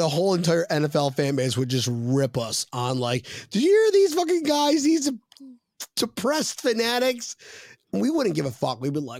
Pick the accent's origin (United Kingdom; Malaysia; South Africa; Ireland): United Kingdom; I'm not from here, mate. I'm from Great Britain.